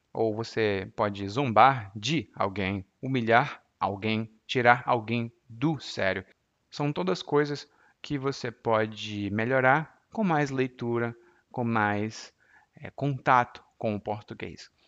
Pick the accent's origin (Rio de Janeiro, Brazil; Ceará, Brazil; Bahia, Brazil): Ceará, Brazil; Maracanaú; Anísio é de Maranguape e eu sou de Maracanaú, que são duas cidades vizinhas.